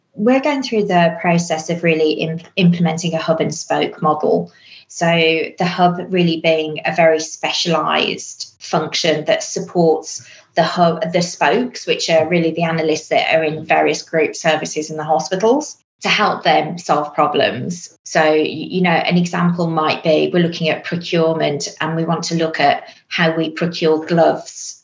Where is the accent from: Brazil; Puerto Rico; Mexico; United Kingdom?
United Kingdom; England; accent: English; moved away as an adult; now in Australia; you'll probably guess from the accent, I'm also English.